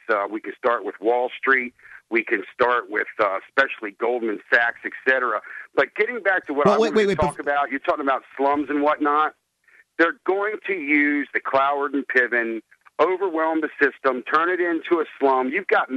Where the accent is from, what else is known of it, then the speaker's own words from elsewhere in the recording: Washington, District of Columbia, United States; moved away as an adult; now in Delaware, United States; I'm from Washington, D.C. I'm a transplant over here to Delaware